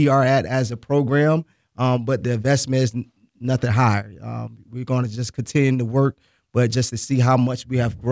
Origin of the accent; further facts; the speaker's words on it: Boca Raton, Florida, United States; I'm from Boca Raton, Florida